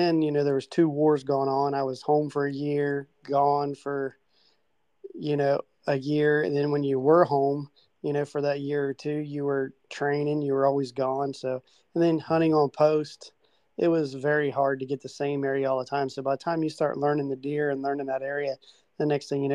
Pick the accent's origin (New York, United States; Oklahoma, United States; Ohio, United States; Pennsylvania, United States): Ohio, United States; Southern; I grew up here in Southern Ohio